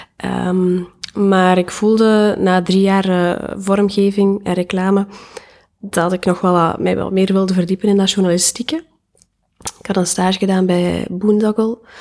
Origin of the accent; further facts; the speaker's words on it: Diest, Flanders, Belgium; moved away as an adult; now in Ghent, Belgium; Ik ben afkomstig uit Diest